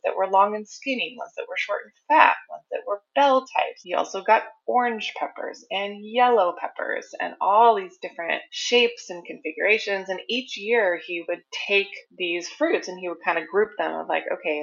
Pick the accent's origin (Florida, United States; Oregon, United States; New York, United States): Oregon, United States; So I am a Pacific Northwest native girl. I was born and raised in Oregon